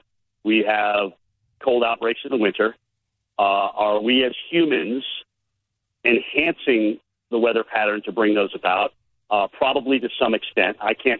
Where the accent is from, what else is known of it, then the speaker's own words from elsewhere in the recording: Vermont, United States; moved away; you get up into Michigan and is Vermont, which is my home state. That's where I came from.